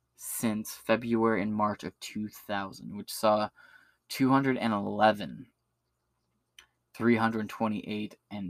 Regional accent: Ypsilanti, Michigan, United States; moved away; I pulled up my old hometown. My hometown population is 20,828 people.

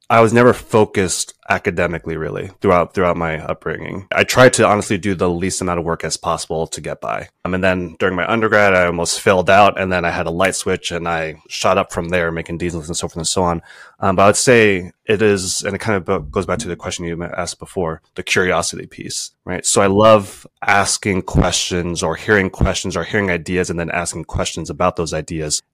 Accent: East Coast, United States; moved away as an adult; also born or lived in California / Pennsylvania / Jamaica; now in Rhode Island, United States; I was originally from the East Coast

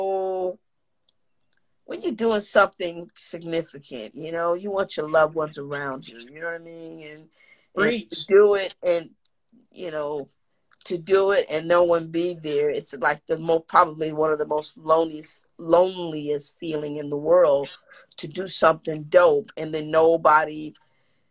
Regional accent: New York City, New York, United States; I come from, you know, projects. I come from Lafayette Gardens. I come from Bed-Stuy

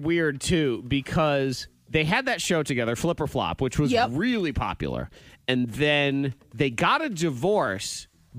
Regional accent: New England, United States; moved away; I grew up in New England

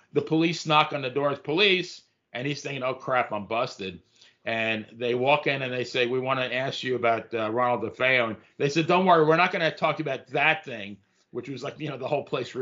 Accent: Farmingdale, New York, United States; I grew up in Farmingdale, Long Island

